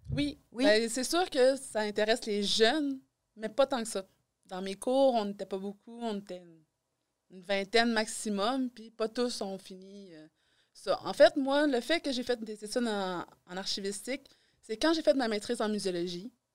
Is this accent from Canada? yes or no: yes; Quebec City, Quebec, Canada; moved away as an adult; now in Amos, Canada; je suis originaire de Québec.